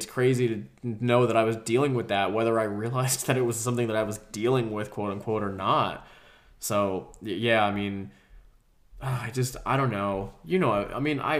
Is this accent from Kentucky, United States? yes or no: no; Georgia, United States; also born or lived in New Jersey; when we moved from New Jersey to Georgia